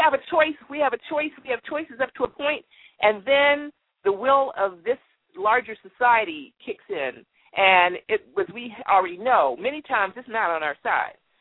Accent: Washington, District of Columbia, United States; I'm from Washington. I am in Washington D.C. I'm a native Washingtonian

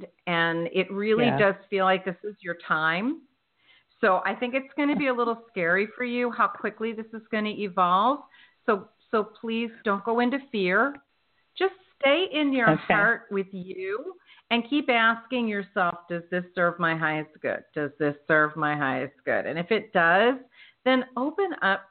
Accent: United States; moved away; the Philadelphia, South Jersey area, that's my stomping grounds where I grew up

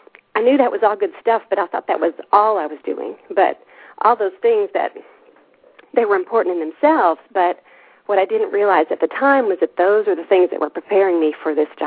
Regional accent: Altus, Oklahoma, United States; moved away as an adult; now in Germany; worked for my hometown paper in Altus

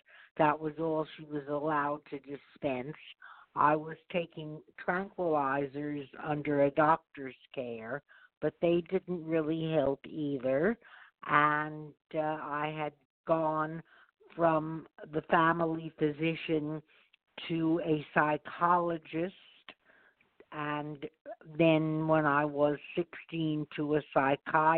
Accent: suburbs of New York, United States; I grew up in the suburbs of New York

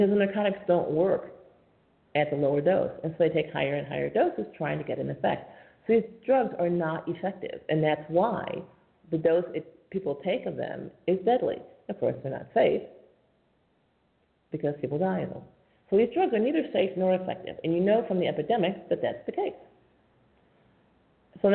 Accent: New York, United States; I'm from New York State

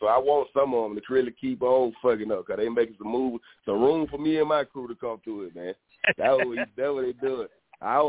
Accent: Atlanta, Georgia, United States; I'm born and raised in Atlanta.

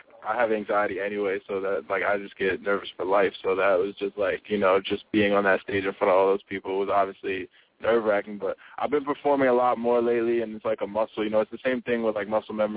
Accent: New York, United States; I'm from New York

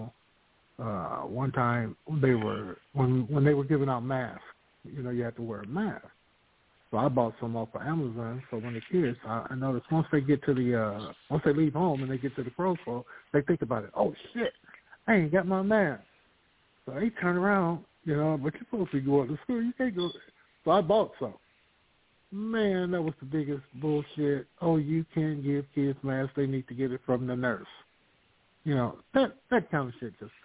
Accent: Vallejo, California, United States; also born or lived in Sacramento; The Bay Area, Vallejo, Sacramento

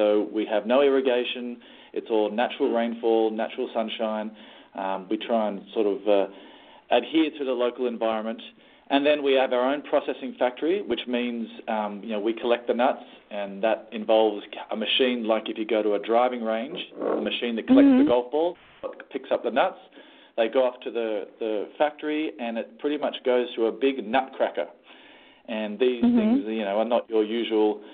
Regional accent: Northern Rivers, New South Wales, Australia; the native place where they come from is my hometown

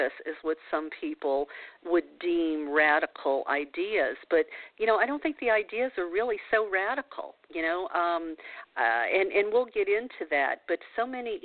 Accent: New Orleans, Louisiana, United States; moved away; I grew up in the South. New Orleans is where I hail from

